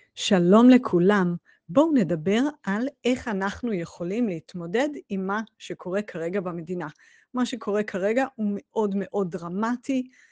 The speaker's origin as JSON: {"language": "Hebrew", "country": "Israel", "said": "בתור ישראלים"}